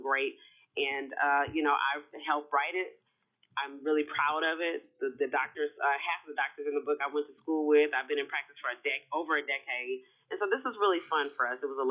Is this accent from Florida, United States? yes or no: no; Houston, Texas, United States; I'm from Houston, Texas. I'm a Southern girl.